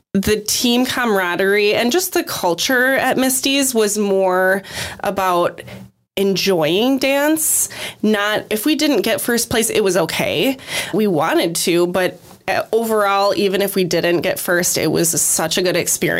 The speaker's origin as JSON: {"language": "English", "town": "West Salem", "region": "Wisconsin", "country": "United States", "tie": "born or raised there", "said": "I grew up in West Salem"}